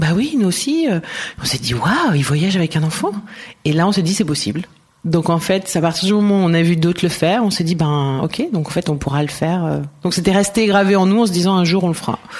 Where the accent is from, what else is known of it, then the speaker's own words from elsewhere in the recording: Ardèche, Auvergne-Rhône-Alpes, France; also born or lived in Marseille / Montpellier / Strasbourg / Valencia; now in Barcelona, Spain; Je suis née vers Marseille et j'ai euh, grandi en Ardèche.